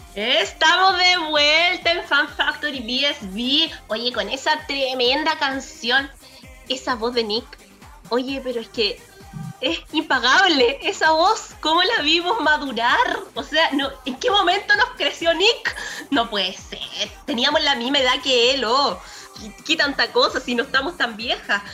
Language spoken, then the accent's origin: Spanish; Fifth Region, Valparaíso, Chile; Yo soy de la quinta región